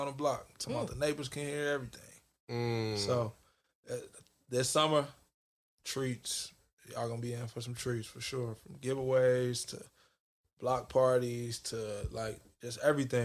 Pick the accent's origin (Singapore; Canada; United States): United States; Chicago, Illinois; I'm from Chicago